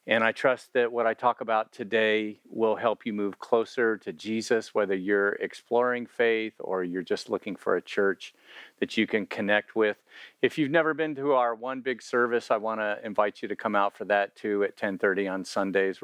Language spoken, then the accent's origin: English; Miami, Florida, United States; moved away; I'm from Miami, that's where I grew up